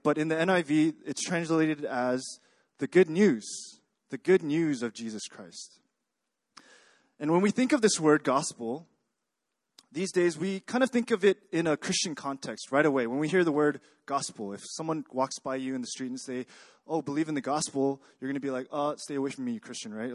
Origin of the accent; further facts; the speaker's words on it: Texas, United States; moved away as an adult; now in Korea; I grew up in Texas. Uh, I came to Korea a few years ago